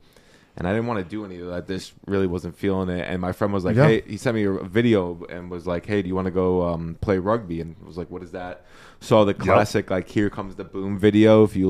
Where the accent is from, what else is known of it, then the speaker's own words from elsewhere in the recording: New York City, New York, United States; Growing up in the Bronx, Yankees, all that.